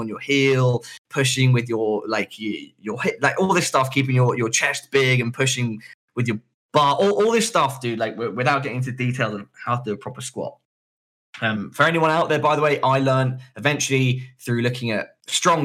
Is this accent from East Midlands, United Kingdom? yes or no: no; London, United Kingdom; The hospital near where I live when I'm in London, where I grew up, which is Charing Cross